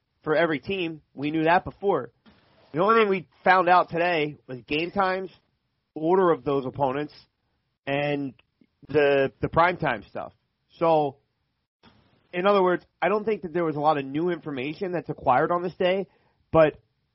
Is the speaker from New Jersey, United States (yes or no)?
yes; New Jersey, United States; growing up in South Jersey